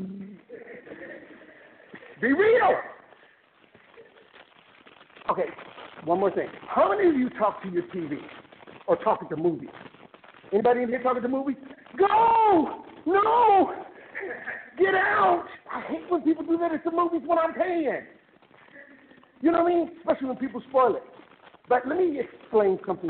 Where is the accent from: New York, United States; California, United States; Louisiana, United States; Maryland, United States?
California, United States; Fresno; I was born in Fresno